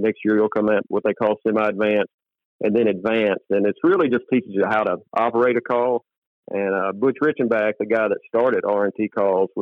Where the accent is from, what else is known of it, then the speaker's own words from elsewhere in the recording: Stuttgart, Arkansas, United States; growing up in Stuttgart, there were a lot of call makers